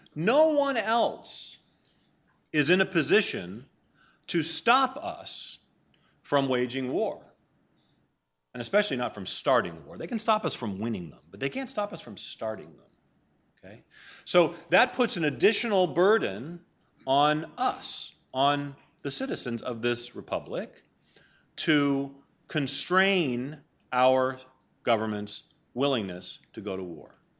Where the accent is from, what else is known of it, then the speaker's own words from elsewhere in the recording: Maine, United States; moved away; I grew up in Maine. My mom and dad still live in the house where I grew up, in Maine.